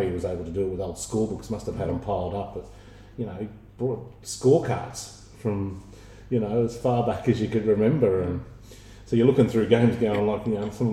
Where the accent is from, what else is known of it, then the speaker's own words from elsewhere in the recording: Wallabadah, New South Wales, Australia; moved away; also born or lived in Sydney; So I was born in Sydney, but we moved up to a small country town in northern New South Wales called Wallabadar.